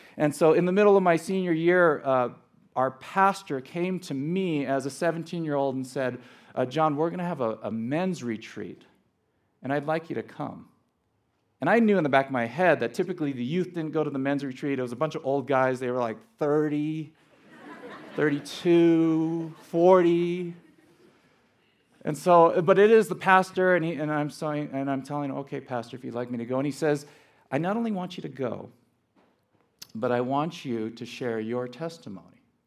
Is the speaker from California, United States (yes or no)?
yes; Los Angeles, California, United States; was born and raised in Los Angeles